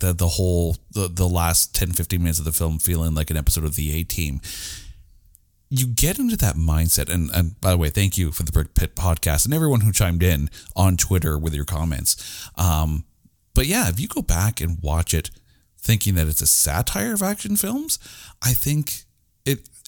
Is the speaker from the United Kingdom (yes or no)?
no; Canada; as a Canadian